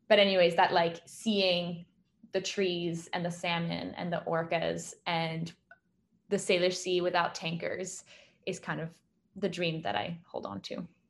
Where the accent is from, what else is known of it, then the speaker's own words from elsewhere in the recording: France; moved away; I grew up in France